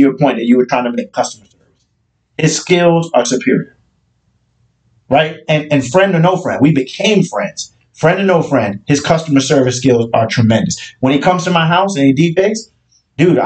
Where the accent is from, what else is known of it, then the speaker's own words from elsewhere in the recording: Alabama, United States; now in Maryland, United States; I'm from Alabama